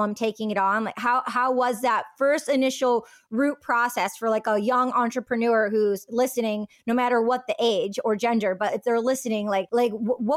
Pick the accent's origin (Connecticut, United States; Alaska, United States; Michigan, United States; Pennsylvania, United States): Michigan, United States; outside Detroit; I'm from outside Detroit